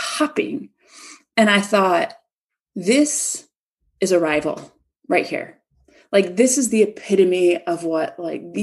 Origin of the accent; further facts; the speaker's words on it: Chicago, Illinois, United States; moved away; the churches back in my hometown, Chicago